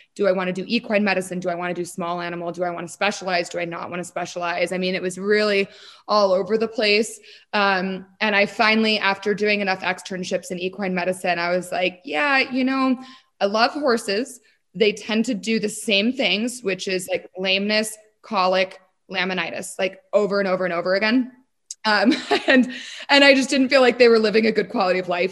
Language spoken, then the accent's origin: English; Denver, Colorado, United States; also born or lived in Boston / Kansas; my journey starts in Denver, born and raised in Colorado, grew up here